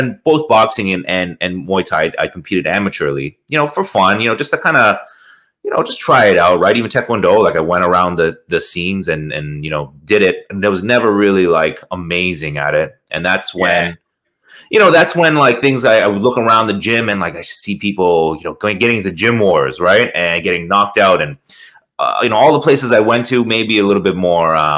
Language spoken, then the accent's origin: English; Toronto, Ontario, Canada; out here in Toronto. I'm from Toronto, Canada.